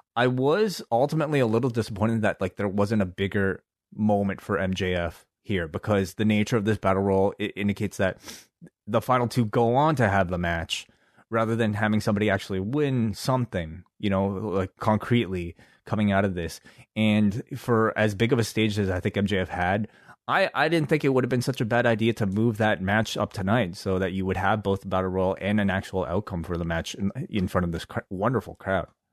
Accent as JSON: {"language": "English", "country": "Canada", "said": "we're from Canada."}